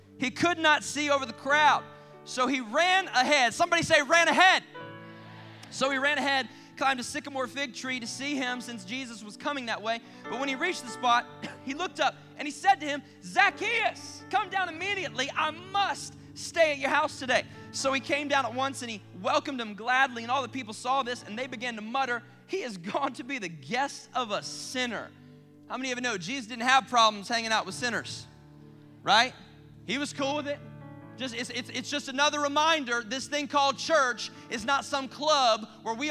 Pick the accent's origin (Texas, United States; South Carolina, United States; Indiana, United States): South Carolina, United States; I grew up in South Carolina